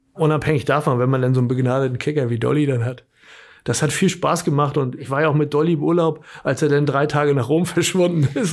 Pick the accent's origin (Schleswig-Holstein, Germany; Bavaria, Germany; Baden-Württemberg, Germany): Schleswig-Holstein, Germany; Bad Schwartau; ich komme ja aus Bad Schwartau, bin da auch zur Schule gegangen